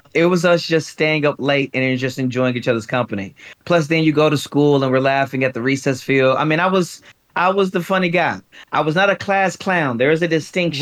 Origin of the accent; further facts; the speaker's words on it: Louisiana, United States; moved away as an adult; now in Atlanta, United States; born, and I guess we'll say raised as a young man in Louisiana, okay. but I became a man, a husband, a father in Atlanta. Atlanta's home to me